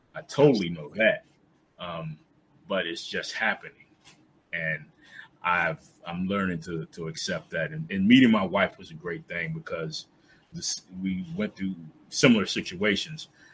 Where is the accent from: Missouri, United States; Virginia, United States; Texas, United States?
Virginia, United States; South Boston; moved away as an adult; now in Baltimore, United States; I'm from South Boston, Virginia, a small town in Southern Virginia, right on the borderline of North Carolina Virginia, about an hour or so outside of Raleigh. Uh, so I, I, grew up in that area